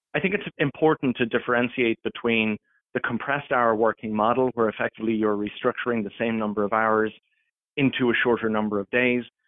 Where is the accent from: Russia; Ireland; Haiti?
Ireland; moved away as an adult; now in Toronto, Canada; I'm originally from Ireland